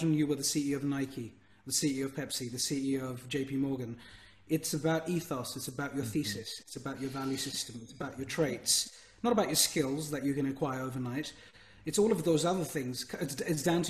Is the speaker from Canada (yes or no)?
no; United Kingdom; as a British entrepreneur and of Indian heritage